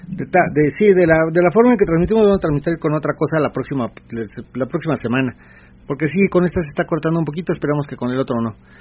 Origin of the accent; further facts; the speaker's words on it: Ecatepec, State of Mexico, Mexico; Somos te digo que somos de Catepec, Ecatepec, eh, Ecatepunk, eh, Estado de México.